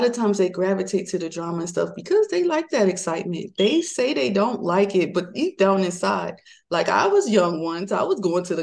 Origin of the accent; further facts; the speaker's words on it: Maryland, United States; moved away as an adult; I'm from Maryland, my husband's from Georgia